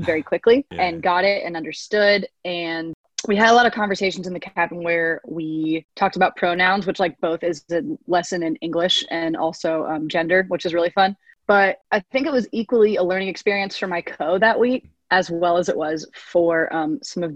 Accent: Nashville, Tennessee, United States; I'm from Nashville, Tennessee

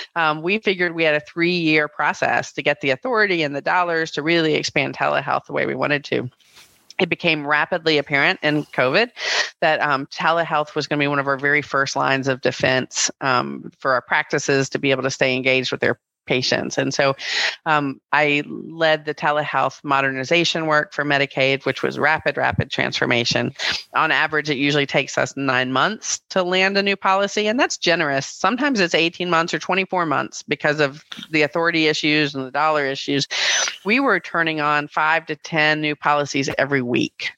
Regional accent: Greensboro, North Carolina, United States; I'm a North Carolina native. I grew up in Greensboro

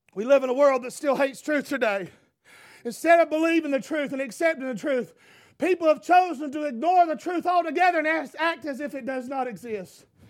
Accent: United States; free as an American

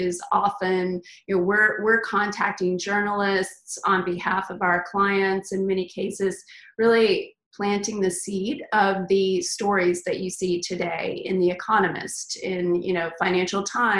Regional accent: Texas, United States; moved away as an adult; also born or lived in Los Angeles; now in San Francisco, United States; I am originally from Texas

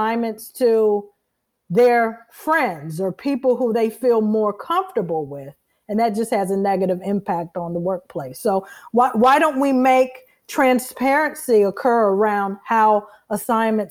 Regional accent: Fort Washington, Maryland, United States; I am from Fort Washington, Maryland, which is in Prince George's County, Maryland

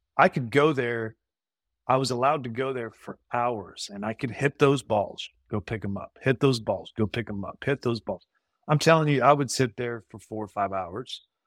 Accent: Brenham, Texas, United States; I'm from Brenham

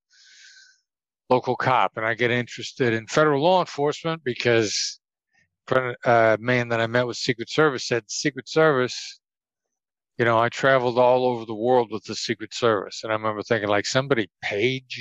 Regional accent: Mount Pleasant, Iowa, United States; now in Las Vegas, United States; Mount Pleasant, Iowa, small town in southeast Iowa, Midwest United States

